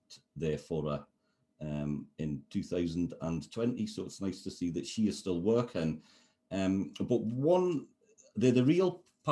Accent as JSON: {"language": "English", "country": "United Kingdom", "said": "as a sort of British person"}